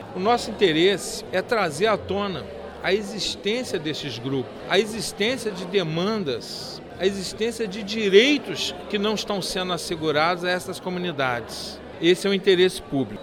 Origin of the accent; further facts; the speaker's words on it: Brazil; todos nós somos brasileiros